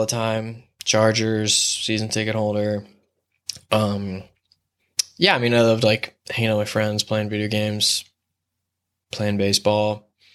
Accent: La Mesa, California, United States; moved away as an adult; now in Los Angeles, United States; I grew up in La Mesa by Mount Helix

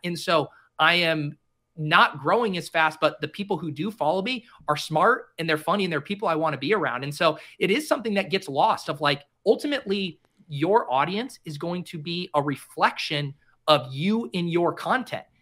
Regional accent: Denver, Colorado, United States; I grew up in Denver

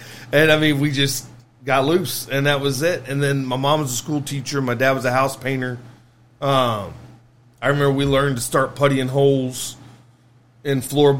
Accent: Kentucky, United States; also born or lived in Lexington; as far as where I'm from, I was born in Lexington, raised there till I was five. My brother was three, and my parents, my dad's family's all Marion County. And my mom's family is all Ashland, Kentucky.

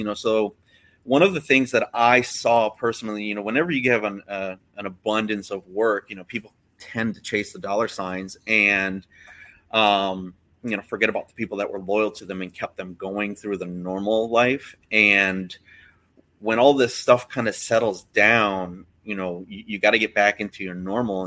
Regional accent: Florida, United States; I wasn't born here, but I was definitely raised here

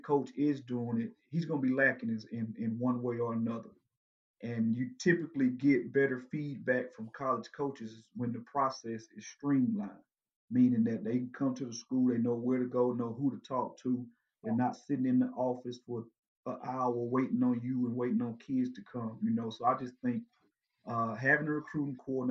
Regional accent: Dublin, Georgia, United States; my hometown, Dublin, Georgia

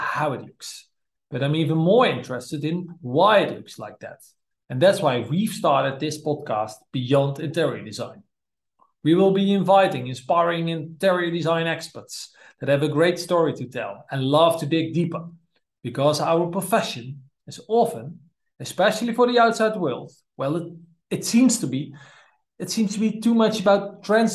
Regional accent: Netherlands; from the Netherlands

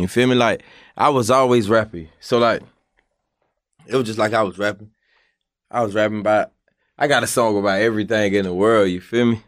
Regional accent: Jacksonville, Florida, United States; when I was young in Jacksonville

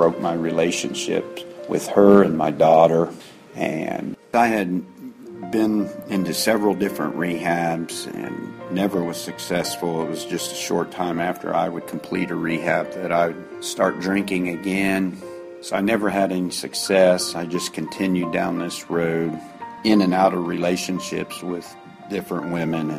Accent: Xenia, Ohio, United States; I'm from Xenia, Ohio

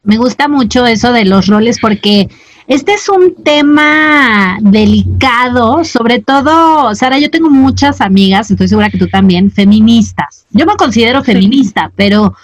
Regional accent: Mazatlán, Sinaloa, Mexico; Yo crecí en Mazatlán, que es un puerto

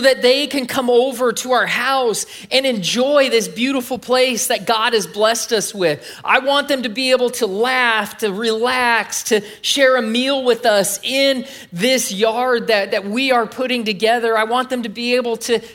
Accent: California, United States; moved away as an adult; I'm from California

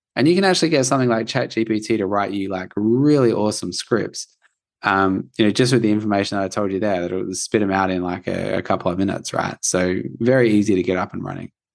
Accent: Australia; I'm from Australia

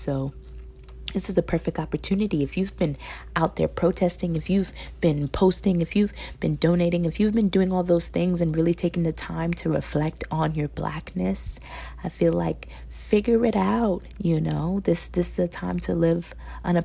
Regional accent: New York City, New York, United States; me being raised, born and raised in New York City

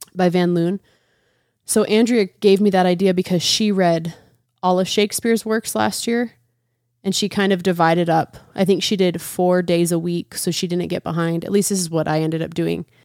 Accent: United States; I'm an American

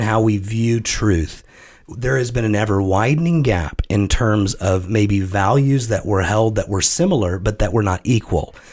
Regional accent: United States; as an American citizen

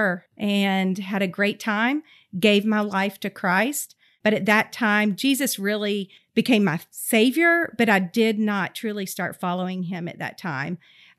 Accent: Georgia, United States; also born or lived in Kentucky; I was born in Kentucky. I am the second oldest of 6 children. I have 4 sisters and 1 brother. I'm an Army brat, so I really grew up all over the place, but I consider Georgia home.

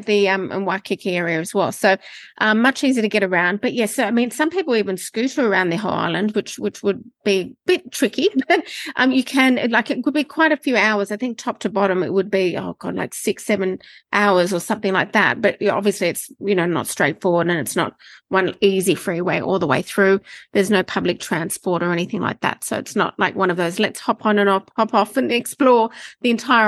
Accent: Sydney, New South Wales, Australia; moved away as an adult; now in Bali, Indonesia; So I'm originally from Sydney

